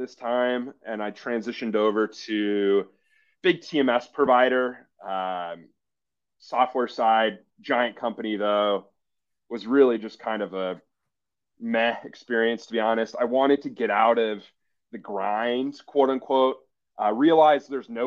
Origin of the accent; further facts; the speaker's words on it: Scottsdale, Arizona, United States; moved away as an adult; also born or lived in Milwaukee, Wisconsin / Boston / Chicago; I'm originally from Scottsdale, Phoenix area, Arizona. Moved to Wisconsin when I was 18.